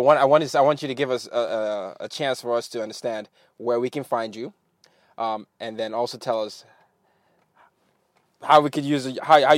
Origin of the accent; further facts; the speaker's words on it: Nigeria; also born or lived in Washington Heights, New York; now in New York, United States; I'm from Nigeria, but I live in New York.